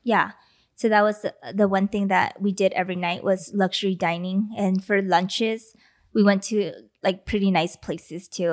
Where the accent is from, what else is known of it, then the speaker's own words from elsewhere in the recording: Los Angeles, California, United States; L A.